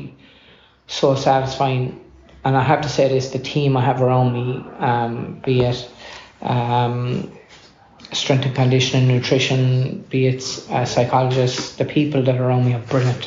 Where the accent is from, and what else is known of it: Ireland